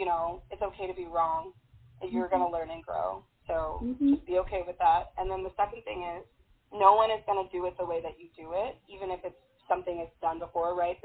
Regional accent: Chicago, Illinois, United States; I'm from Chicago, so if I ever get to play there in my hometown

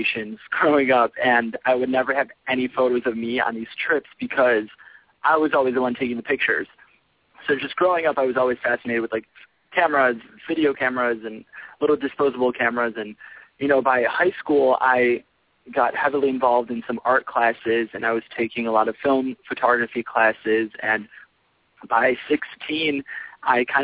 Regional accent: Chicago, Illinois, United States; now in Los Angeles, United States; I'm from Chicago

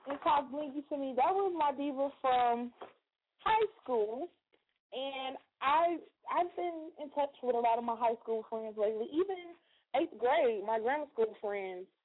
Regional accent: Chicago, Illinois, United States; now in Michigan, United States; Um, I'm originally from Chicago, live in Michigan.

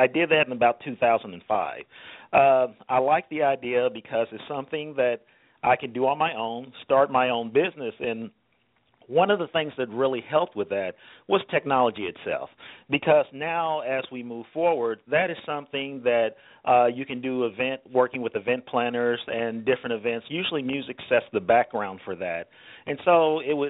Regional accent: Louisville, Kentucky, United States; growing up in Louisville, Kentucky

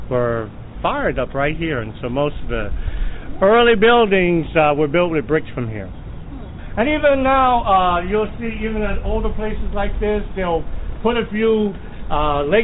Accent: Alexandria, Alexandria Governorate, Egypt; now in New Orleans, United States; I'm born and raised in Alexandria, Egypt, and I live in New Orleans for almost 17 years.

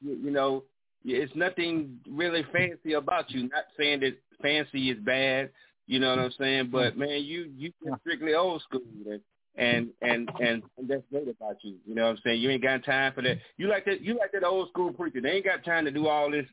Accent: Gaston, United States; Now I'll probably be in Gaston in my hometown

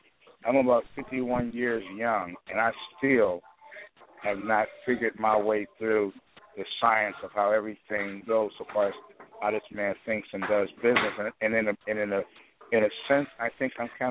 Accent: Chicago, Illinois, United States; now in Portland, United States; I'm from Chicago

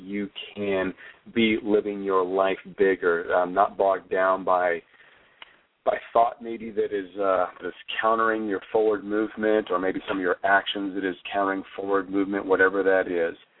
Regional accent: Flagstaff, Arizona, United States; We grew up in Flagstaff, Arizona, and had a lot of snow or winter.

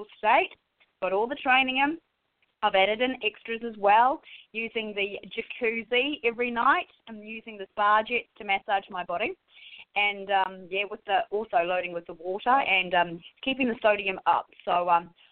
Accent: New Zealand; now in Australia; I'm a Kiwi living in Australia

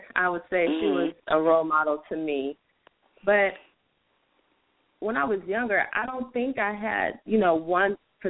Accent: San Jose, California, United States; now in Sacramento, United States; I was born in San Jose, California, and I moved to Sacramento in 2001. I'm the youngest of four.

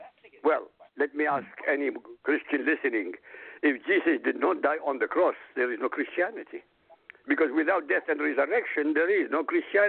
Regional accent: Iraq; moved away; I come from Iraq. I grew up in Iraq.

